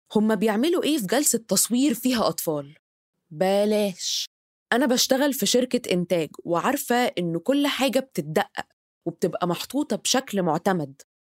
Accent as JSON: {"language": "Arabic", "country": "Egypt", "said": "كمصرية إن إحنا عندنا تراث عريق"}